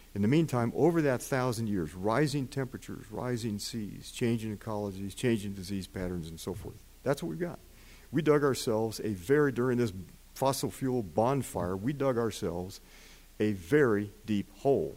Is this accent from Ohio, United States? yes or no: yes; northern Ohio, United States; I'm from northern Ohio. We're 14 miles from Lake Erie